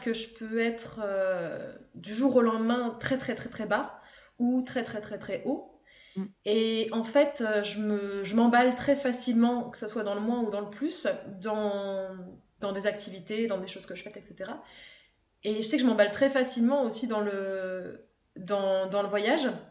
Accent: Haute-Savoie, Auvergne-Rhône-Alpes, France; j'ai grandi en Haute-Savoie, dans une station de ski

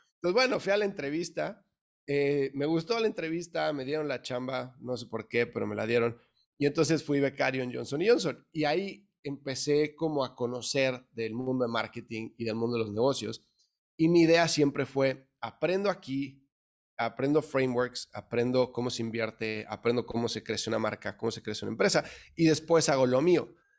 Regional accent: Mexico City, Mexico; moved away as an adult; now in United States; yo soy mexicano de la Ciudad de México, nací, crecí en el DF

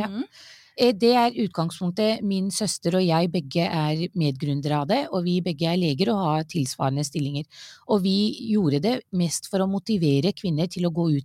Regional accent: Norway; Ja, jeg er født og oppvokst i Norge.

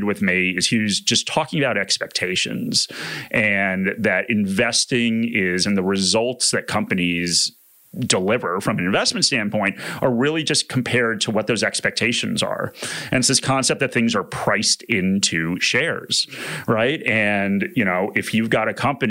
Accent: United States; accent: American; moved away as an adult; now in Australia

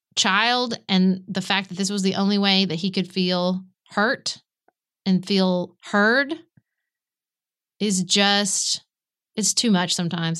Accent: United States; as an American

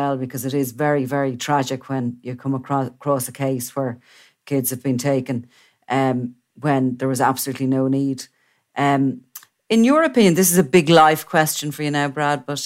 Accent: Ireland; we have a reputation abroad of being a very religious country

